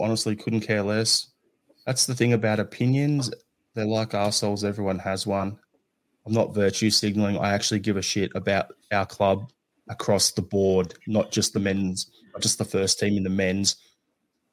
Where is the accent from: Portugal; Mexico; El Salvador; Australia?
Australia; growing up in Australia